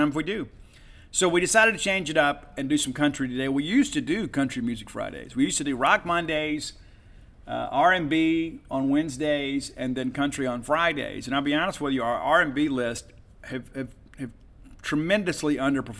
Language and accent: English; Mississippi, United States; I'm proud to be from Mississippi and proud to be from the South.